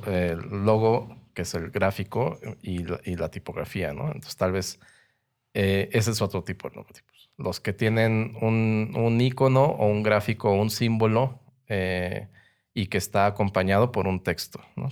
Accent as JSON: {"language": "Spanish", "country": "Mexico", "said": "soy diseñador gráfico mexicano"}